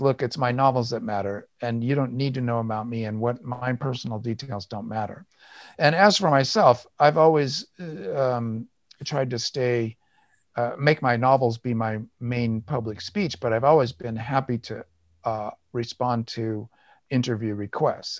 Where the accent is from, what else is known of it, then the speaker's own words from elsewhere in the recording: United States; I'm white, I'm American, I'm male